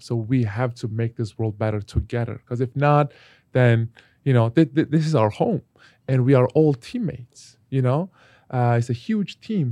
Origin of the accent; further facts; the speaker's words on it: Turkey; moved away; my home country, Turkey